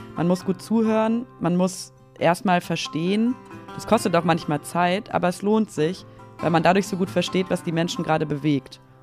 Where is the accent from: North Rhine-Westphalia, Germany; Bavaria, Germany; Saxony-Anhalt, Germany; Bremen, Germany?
North Rhine-Westphalia, Germany; Aachen; now in Berlin, Germany; in meine Heimatstadt gefahren, nach Aachen